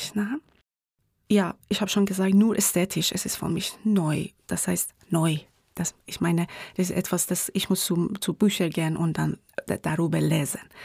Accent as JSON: {"language": "German", "town": "Tehran", "region": "Tehran Province", "country": "Iran", "second_language": "German", "moved": "as an adult", "lives_now": "Graz, Austria", "said": "woher kommst du? Ich sage immer aus dem Iran"}